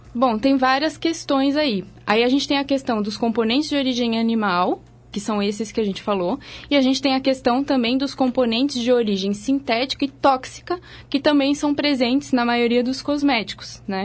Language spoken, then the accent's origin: Portuguese; Santa Catarina, Brazil; now in São Paulo, Brazil; Eu sou de Santa Catarina, mas já tem muitos anos que eu saí de lá